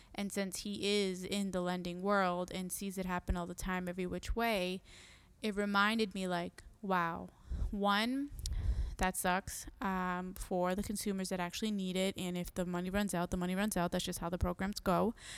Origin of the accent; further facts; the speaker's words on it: Massachusetts, United States; also born or lived in Puerto Rico; I was born in Puerto Rico. I am Boricua. Um, I grew up here and the summer's over there. So I came here when I was three years old